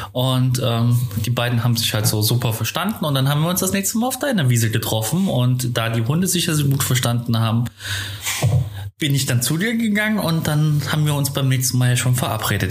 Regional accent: Zwickau, Saxony, Germany; moved away as an adult; now in Cologne, Germany; ich bin äh, geboren in Zwickau

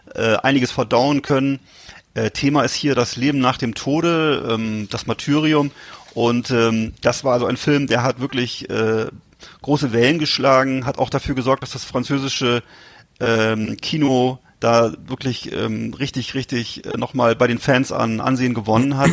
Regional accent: Germany; als Deutscher

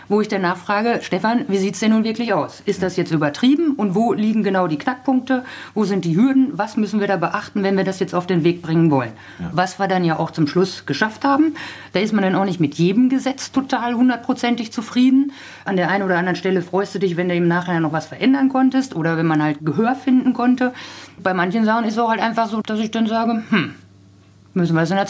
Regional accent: Lippe, North Rhine-Westphalia, Germany; Also ich bringe es auch überall an wo ich herkomme, versuche das auch in jeder Rede irgendwo mit unterzubringen.

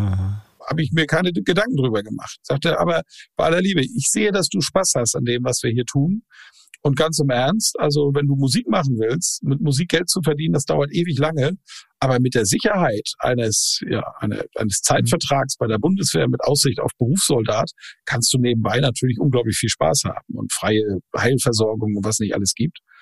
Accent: Plön district, Schleswig-Holstein, Germany; geboren am Weltfrauentag, 8.3.1972 im Kreis Plön. Das ist der Kreis direkt südlich der schleswig-holsteinischen Landeshauptstadt Kiel

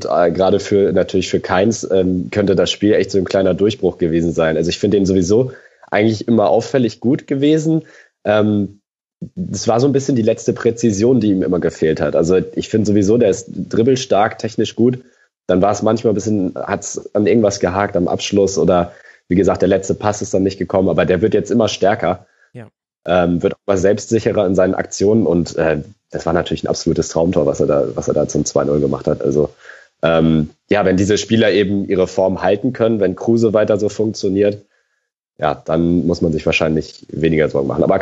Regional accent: Hamburg, Germany; Also, und das sage ich ja als Hamburger jetzt nicht unbedingt gerne.

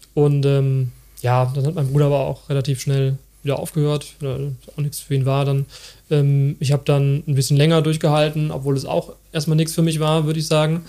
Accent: Bergisches Land, North Rhine-Westphalia, Germany; ich bin dann ähm, auch im Bergischen Land aufgewachsen

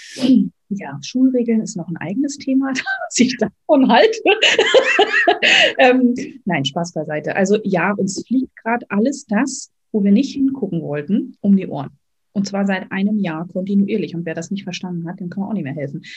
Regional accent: Berlin, Germany; also born or lived in near Rostock; now in Rostock, Germany; Ich wohne momentan in der Nähe von Rostock, bin gebürtige Berlinerin

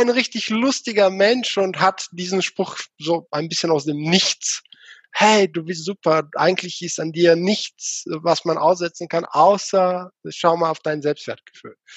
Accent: Bulgaria; now in Germany; Erstmal einige wissen schon, ich komme nicht aus Deutschland, sondern aus Bulgarien.

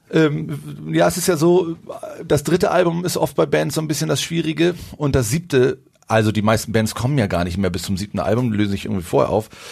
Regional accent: Schwarzenbek, Schleswig-Holstein, Germany; moved away as an adult; also born or lived in Hamburg; now in Berlin, Germany; wir kommen alle drei ursprünglich aus der Vorstadt hier von äh, Hamburg, aus Schwarzenbeek

